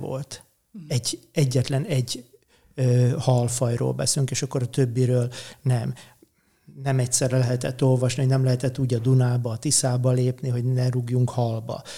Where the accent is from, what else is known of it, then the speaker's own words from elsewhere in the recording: Érd, Pest, Hungary; Én eredetileg érdi születésű vagyok, és a Dunától egy 800 méterre laktam.